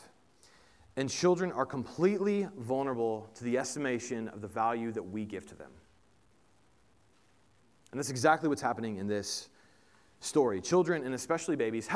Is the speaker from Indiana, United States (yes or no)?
yes; Indiana, United States; moved away; I grew up in Indiana. Most of our family is still in Indiana